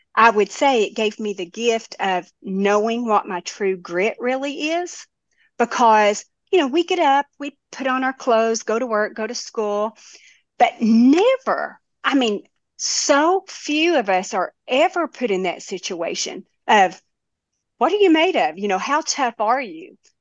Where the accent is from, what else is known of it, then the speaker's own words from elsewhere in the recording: Tennessee, United States; I was from Tennessee